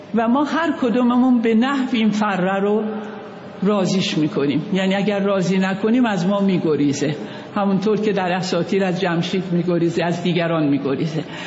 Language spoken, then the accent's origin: Persian; Khoy, West Azerbaijan, Iran; moved away; also born or lived in Tehran / Kashmar; من در شهر خوی دنیا آمدم خوی یه شهری در شهر آذربایجان